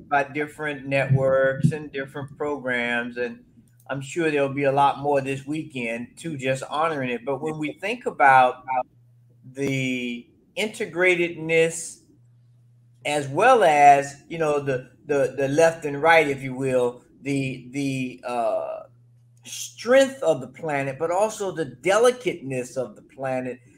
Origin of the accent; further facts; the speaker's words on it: Florida, United States; now in Colorado, United States; I'm originally from Florida